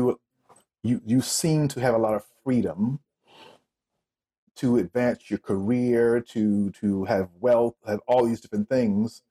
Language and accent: English; South Carolina, United States; moved away as an adult; also born or lived in New York; now in Tokyo, Japan; I was born in New York, raised in South Carolina, moved down south when I was 7 years old